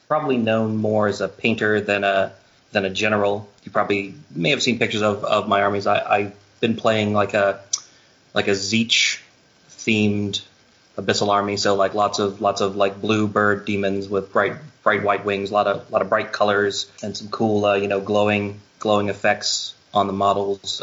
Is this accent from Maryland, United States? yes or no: no; Virginia, United States; moved away as an adult; also born or lived in California; I'm originally from Virginia, but uh, I lived in uh, California for about seven years, and then moved back to the East Coast just a, just a couple of years ago